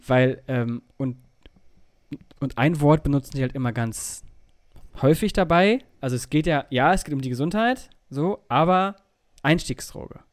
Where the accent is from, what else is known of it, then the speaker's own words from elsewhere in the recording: Germany; da, wo ich herkomme, oben in Richtung Holland